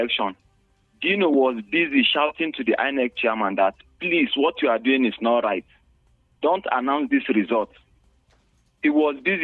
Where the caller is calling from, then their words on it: Bukuru, Plateau, Nigeria; I'm calling from Old Bukuru Park